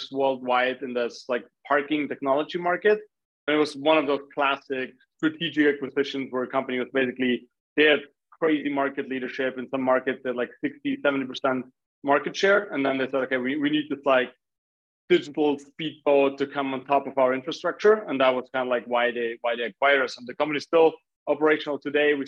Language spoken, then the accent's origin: English; Graz, Styria, Austria; I'm originally from Austria, which is actually the city where Arnold Schwarzenegger was born